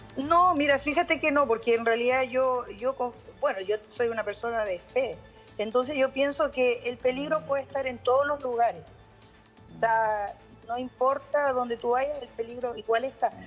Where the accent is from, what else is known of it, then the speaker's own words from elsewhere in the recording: Chile; now in Kansas, United States; uno como chileno